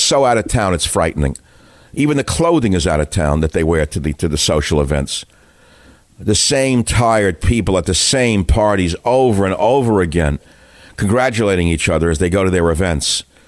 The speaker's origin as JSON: {"language": "English", "town": "New York City", "region": "New York", "country": "United States", "tie": "born or raised there", "moved": "yes", "said": "I grew up in New York."}